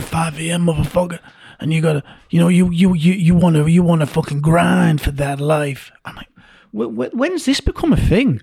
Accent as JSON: {"language": "English", "region": "Yorkshire and the Humber", "country": "United Kingdom", "said": "two blokes, you know, from Yorkshire, you're from East, I'm from North"}